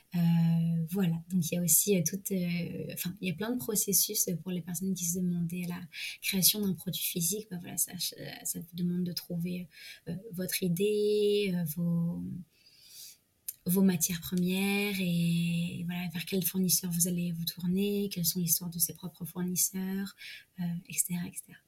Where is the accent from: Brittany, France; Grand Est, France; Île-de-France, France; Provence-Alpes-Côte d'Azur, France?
Provence-Alpes-Côte d'Azur, France; moved away; also born or lived in Paris; je suis retournée en région PACA, mmh. c'est-à-dire ma région de naissance